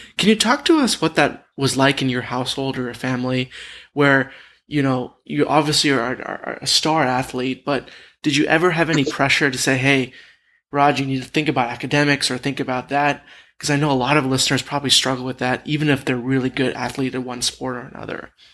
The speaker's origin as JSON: {"language": "English", "town": "Dallas", "region": "Texas", "country": "United States", "said": "I'm I'm originally from Dallas."}